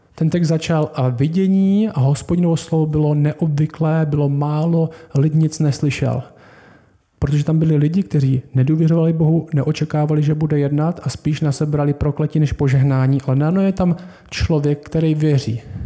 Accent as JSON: {"language": "Czech", "country": "Czechia", "said": "My jsme Češi"}